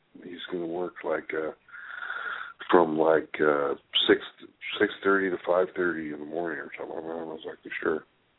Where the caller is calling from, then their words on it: California, United States; Well, it's … calling from